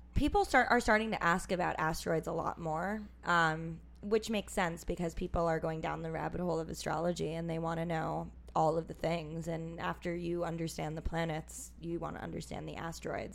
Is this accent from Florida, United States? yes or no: no; New York City, New York, United States; also born or lived in Minnesota / Los Angeles; I'm from New York City